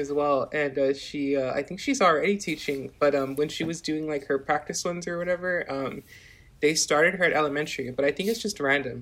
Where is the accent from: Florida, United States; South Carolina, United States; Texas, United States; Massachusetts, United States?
Texas, United States; Edinburg; now in McAllen, United States; I'm from Edinburgh, but I'm like in McAllen now